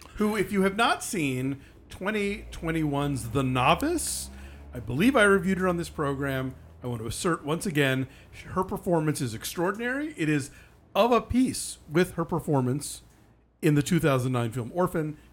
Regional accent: Southeast, United States; now in Los Angeles, United States; I grew up in the Southeast

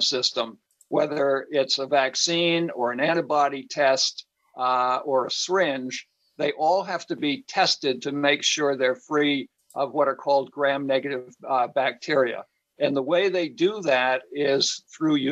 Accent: Cape Cod, Massachusetts, United States; growing up on Cape Cod as a kid

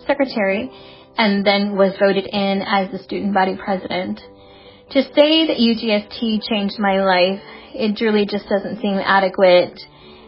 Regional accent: Tucson, Arizona, United States; I was born and raised in Tucson, Arizona

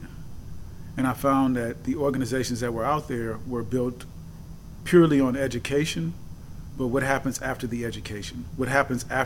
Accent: San Francisco, California, United States; I was born and raised in San Francisco, California

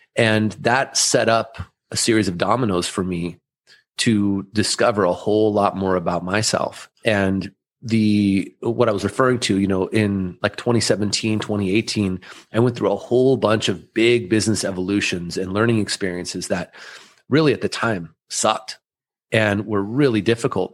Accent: Southern California, United States; first language German; English is a second language; I'm the firstborn of immigrant parents from Austria that moved here in the late 70s. And I grew up here in Southern California

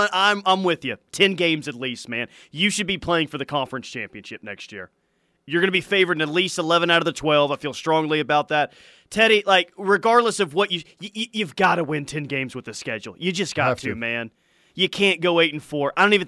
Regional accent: Oklahoma, United States; Yeah. I'm from Oklahoma and did my undergrad at OU, which is my school.

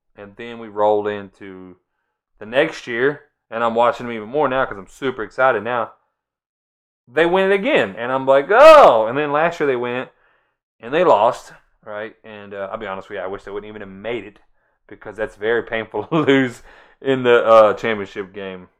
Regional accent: Florida, United States; I'm from Florida.

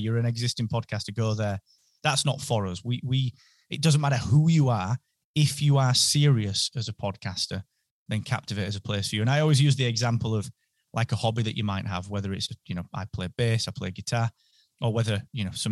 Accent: Barnsley, Yorkshire and the Humber, United Kingdom; accent: North British; now in Holmfirth, United Kingdom; So I'm from Barnsley, and then by way of a lot of different places, now I ended up sort of back about 30 minutes outside of Barnsley in a place called Holmfirth

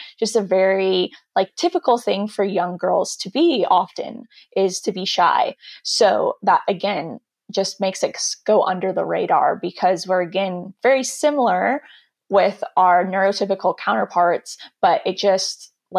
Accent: California, United States; Yeah, and I said, yeah, from the South of California, not the actual South, because apparently they thought I had a Southern accent, which I don't hear at all.

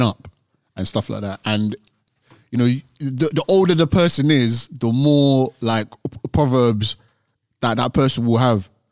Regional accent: Nigeria; being African, we're Nigerian.

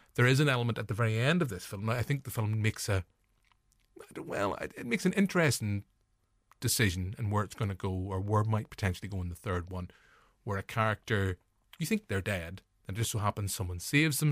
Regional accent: Northern Irish, Northern Ireland, United Kingdom; as Northern Irish forty-year-old male

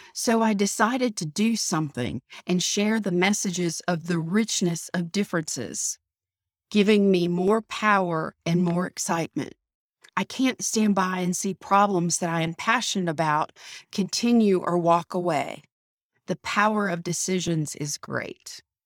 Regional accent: the South, United States; Growing up in the South, as I did

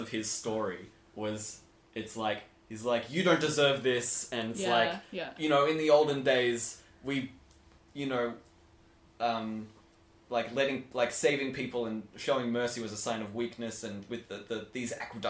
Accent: Australia; accent: slightly British; Yeah. Because I'm from Australia

